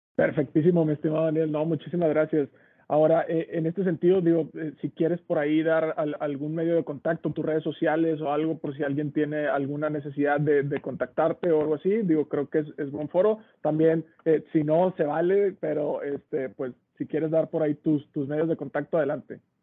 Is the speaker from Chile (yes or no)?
no; Mexico; como mexicanos